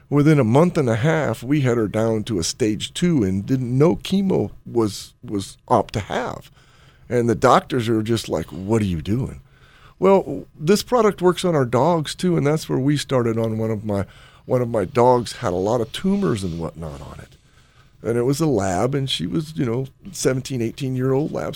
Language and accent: English; Chicago, Illinois, United States; moved away; back in Chicago back when I was growing up